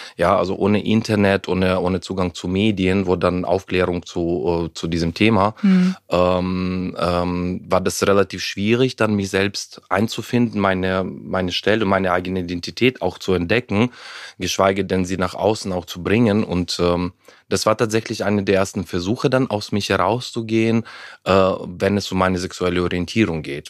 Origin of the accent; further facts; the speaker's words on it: Ukraine; German is a second language; moved away as an adult; also born or lived in Heidelberg, Germany; ich bin ja in der Ukraine aufgewachsen, damals noch, äh, damals noch in der Sowjetunion